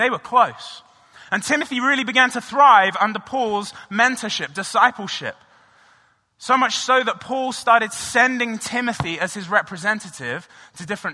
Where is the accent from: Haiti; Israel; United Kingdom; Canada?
United Kingdom; England; now in United States; I'm originally from England, and when I was growing up, I played a lot of rugby